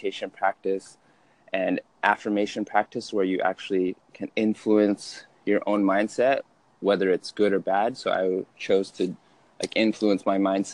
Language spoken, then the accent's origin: English; Utah, United States; I grew up in Utah, medium-sized family for Utah standards.